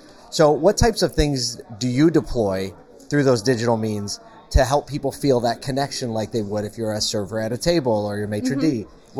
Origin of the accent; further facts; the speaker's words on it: the North, Northern United States, United States; Okay, I'm a northerner. I'm a Yankee